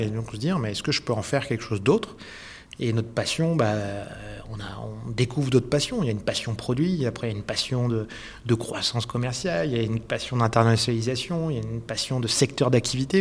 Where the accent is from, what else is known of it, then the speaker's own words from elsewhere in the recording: France; also born or lived in Switzerland / Hong Kong / Zurich; now in Lausanne, Switzerland; je suis un Français qui est arrivé en Suisse